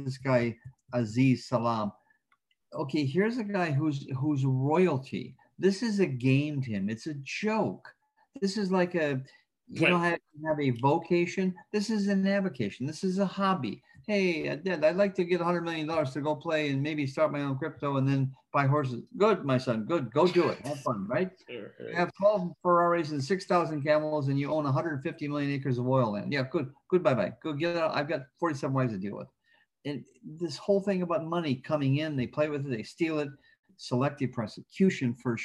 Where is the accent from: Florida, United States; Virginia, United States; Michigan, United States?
Michigan, United States; Flint; moved away; also born or lived in California; as a kid growing up in Flint, Michigan, back in the 50s